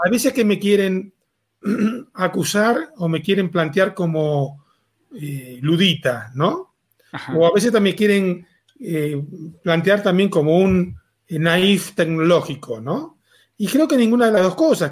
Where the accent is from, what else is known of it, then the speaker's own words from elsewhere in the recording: Argentina; moved away as an adult; now in Mexico; soy argentino, hace 18 años que vivo en México.